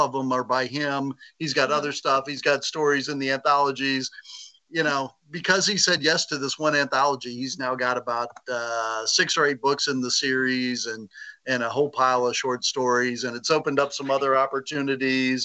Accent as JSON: {"language": "English", "region": "the South", "country": "United States", "tie": "born or raised there", "said": "I grew up in the in the South"}